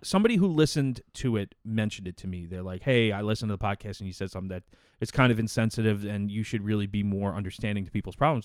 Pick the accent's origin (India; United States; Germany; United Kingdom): United States; me as an American